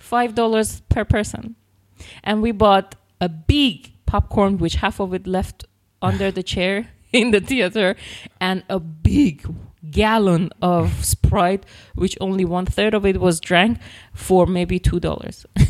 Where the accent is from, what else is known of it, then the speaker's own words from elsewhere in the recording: north of Iran near Caspian Sea, northern Iran, Iran; now in Virginia Beach, United States; I actually missed my hometown because no, I'm from north of Iran near Caspian Sea